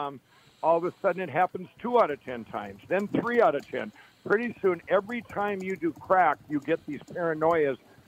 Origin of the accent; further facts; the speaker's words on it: Chaska, Minnesota, United States; I grew up in Chaska, in Chaska and Carver, Minnesota